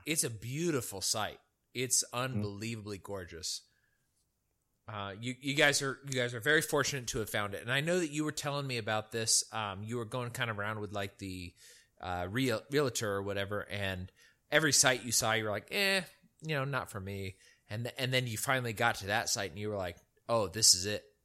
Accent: El Dorado County, California, United States; the place where I grew up in El Dorado County was at like 2,500 feet

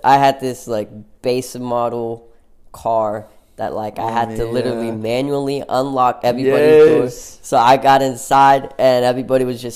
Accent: Oklahoma, United States; in Oklahoma, we're from Oklahoma

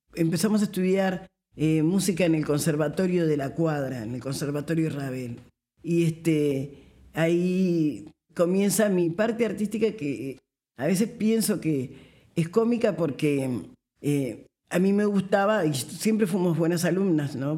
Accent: Montevideo, Uruguay; nací aquí en Montevideo, como les contaba, en el barrio Palermo, un barrio de negros, como, como dice la canción. Eh, y bueno, en este barrio me crié

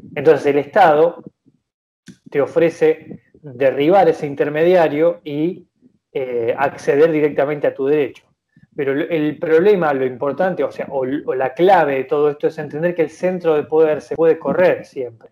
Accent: Argentina; nosotros como argentinos

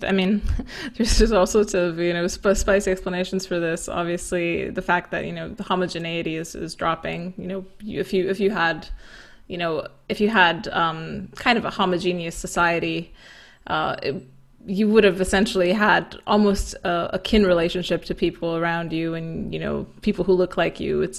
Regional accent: Romania; also born or lived in London; that's what I've noticed as well in London, and that was also part of why I moved back to Romania.

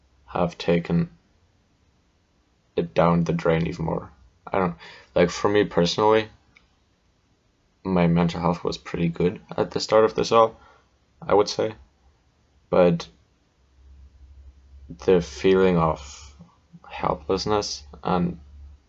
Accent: Germany; moved away; my home country of Germany, where our schools were still in the Middle Ages

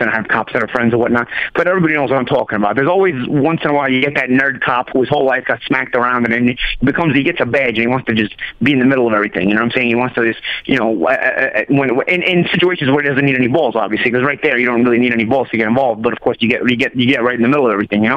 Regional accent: New York City, New York, United States; I'm from Brooklyn, bro. I'm from Brooklyn, like when it was Brooklyn

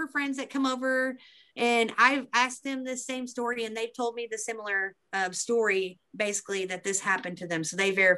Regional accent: Beebe, Arkansas, United States; this is in my hometown.

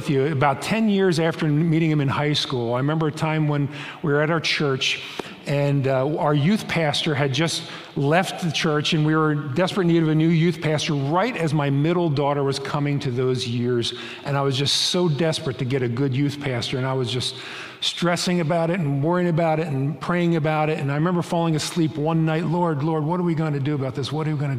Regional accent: Lancaster, Pennsylvania, United States; moved away as an adult; also born or lived in New Jersey; My wife Sharon and I grew up and were born and raised in Lancaster, Pennsylvania, about a mile and a half apart from each other, yet we didn't meet until we were 21. That's a story for another day. We moved to New Jersey for 36 years.

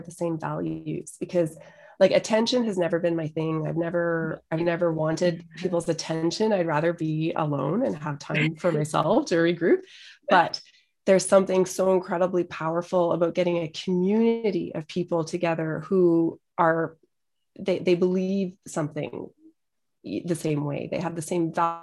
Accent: Edmonton, Alberta, Canada; moved away; also born or lived in Calgary; got back to my home city, which I'd been kind of avoiding for so long, going back to Edmonton

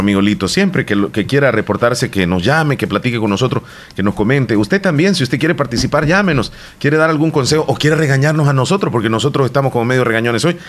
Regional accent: Bolívar, La Unión, El Salvador; Mi pueblo es pequeñito, es, es quizá uno de los más pequeños de la zona, es el municipio de Bolívar

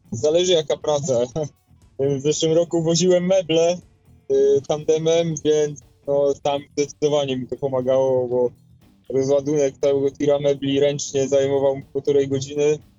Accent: Poznań, Greater Poland, Poland; Pochodzę z Poznania

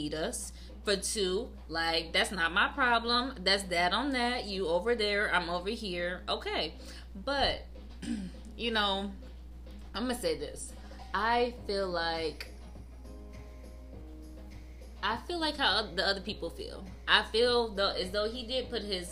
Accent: New Haven, Michigan, United States; I was raised in New Haven, Michigan

